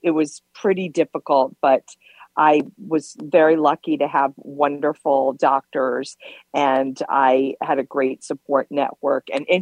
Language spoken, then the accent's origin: English; Virginia Beach and Richmond, United States; moved away as an adult; now in New York, United States; I was born in New York and grew up in Virginia Beach in Richmond. And then I came back to New York